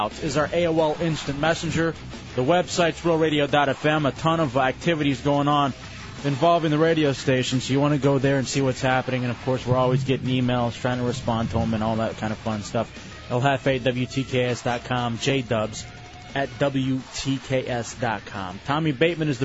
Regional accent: Texas, United States; moved away; I'm from Texas

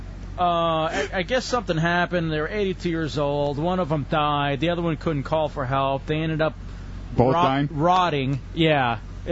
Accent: United States; I was brought up in the United States of America

